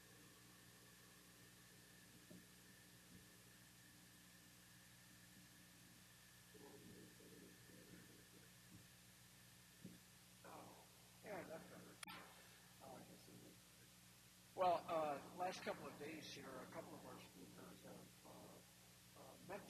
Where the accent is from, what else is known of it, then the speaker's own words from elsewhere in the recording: outside of Detroit, Michigan, United States; now in Muskegon Heights, United States; I grew up just outside of Detroit